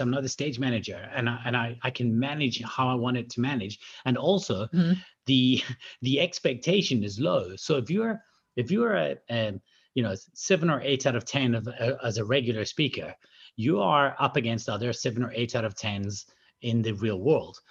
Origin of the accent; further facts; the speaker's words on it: Scotland, United Kingdom; moved away; also born or lived in South Africa; I'm from Scotland originally